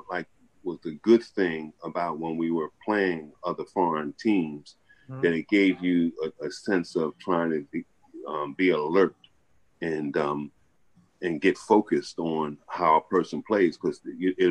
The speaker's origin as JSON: {"language": "English", "town": "Atlantic City", "region": "New Jersey", "country": "United States", "tie": "born or raised there", "said": "I'm here locally, where I'm at here, when I was born and raised here in Atlantic City"}